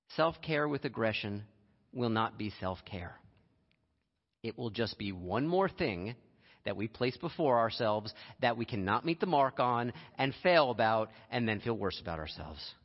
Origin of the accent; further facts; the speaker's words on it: Lehigh Valley, Pennsylvania, United States; I grew up in Lehigh Valley for a number of years